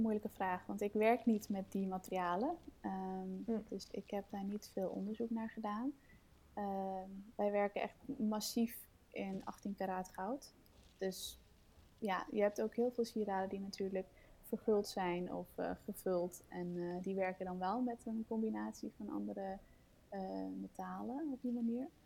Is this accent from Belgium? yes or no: no; Denmark; now in Netherlands; ik kom uit Denemarken oorspronkelijk. Ehm, ik woon in Nederland nu